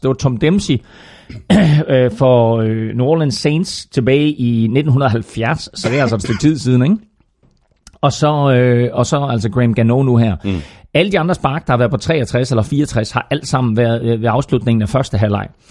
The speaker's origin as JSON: {"language": "Danish", "town": "Herning", "region": "Central Denmark Region", "country": "Denmark", "said": "Chili Claus og jeg, vi er begge to fra Herning og har kendt hinanden i over femogtyve år."}